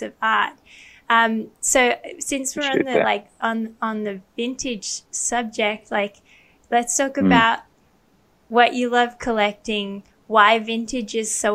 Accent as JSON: {"language": "English", "country": "Thailand", "tie": "born or raised there", "said": "I grew up with glass Coke bottles because I grew up in Thailand"}